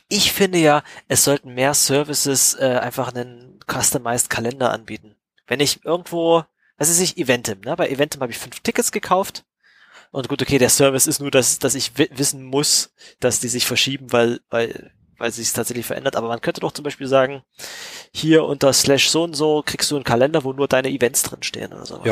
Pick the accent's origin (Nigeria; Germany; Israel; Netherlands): Germany; East Germany; als Kinder in Ostdeutschland